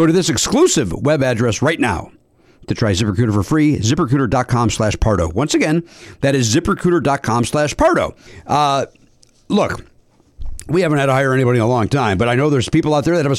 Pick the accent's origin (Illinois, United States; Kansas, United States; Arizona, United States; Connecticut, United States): Illinois, United States; Chicago; accent: Chicago; my Chicago accent